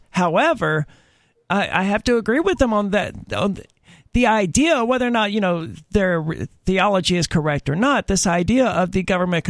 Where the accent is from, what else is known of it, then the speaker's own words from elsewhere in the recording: Mississippi, United States; I'm from Mississippi, where, you know, people are hardcore Christians